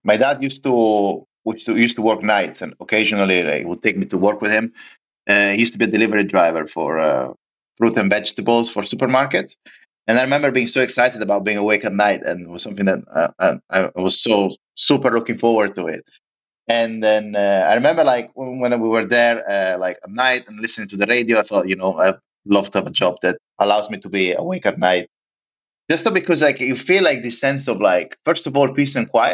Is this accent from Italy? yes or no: yes; Lignano Sabbiadoro, Friuli-Venezia Giulia, Italy; moved away as an adult; my hometown in the northeast of Italy. It's a small town tucked underneath the Alps. It's called Lignano